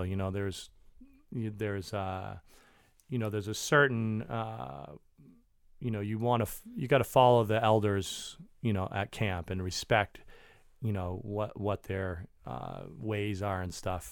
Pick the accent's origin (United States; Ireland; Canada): United States; Maine; moved away; I grew up in Maine.